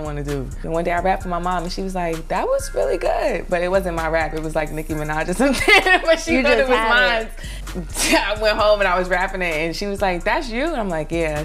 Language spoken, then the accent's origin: English; New York City, New York, United States; also born or lived in North Carolina; I'm from Brooklyn, East New York, Cypress Hills Project. I've been in Brooklyn all my life.